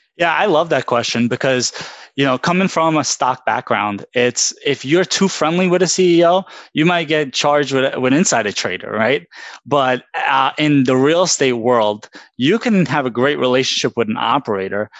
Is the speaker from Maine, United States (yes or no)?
no; New York City, New York, United States; I grew up in Brooklyn from my childhood